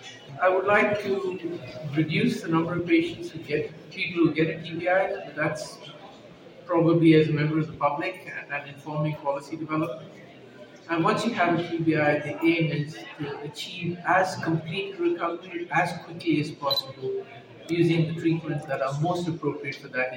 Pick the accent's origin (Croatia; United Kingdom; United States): United Kingdom; Cambridge, East of England; I'm from Cambridge, UK.